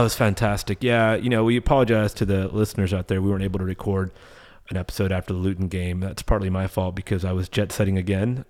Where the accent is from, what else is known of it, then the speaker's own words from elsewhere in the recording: United States; being American fans